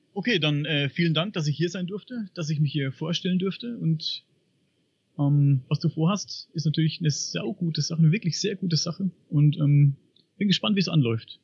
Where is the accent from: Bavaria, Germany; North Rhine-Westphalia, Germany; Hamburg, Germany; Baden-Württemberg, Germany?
Bavaria, Germany; Upper Franconia; Ich komme aus Oberfranken.